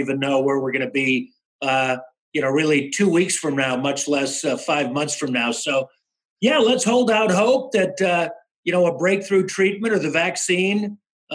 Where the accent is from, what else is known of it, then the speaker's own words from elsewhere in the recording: Chicago, Illinois, United States; moved away as an adult; also born or lived in Colorado; when I was a kid growing up in Chicago